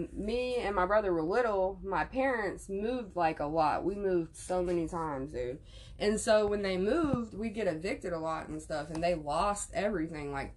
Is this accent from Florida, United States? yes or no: yes; Jacksonville, Florida, United States; I'm from Jacksonville, Florida